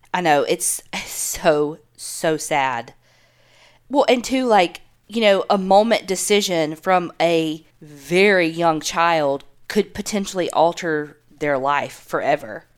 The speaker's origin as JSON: {"language": "English", "region": "the South", "country": "United States", "tie": "born or raised there", "said": "we grew up in the South."}